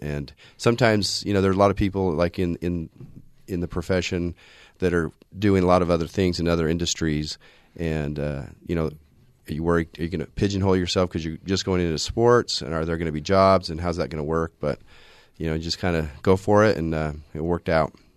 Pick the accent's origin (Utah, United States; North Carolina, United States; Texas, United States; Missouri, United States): Utah, United States; Orem; also born or lived in Provo, Utah; I grew up in this area. I'm an Orem tiger.